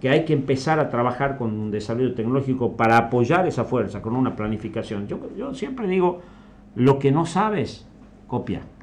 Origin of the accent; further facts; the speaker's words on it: Tucumán, Argentina; yo soy tucumano y amo mi provincia